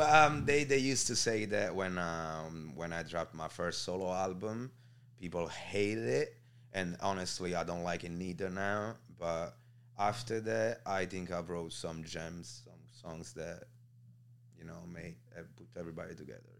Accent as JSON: {"language": "English", "town": "Naples", "region": "Campania", "country": "Italy", "moved": "yes", "said": "I'm from Marianella, which is like two minutes away from Scampia"}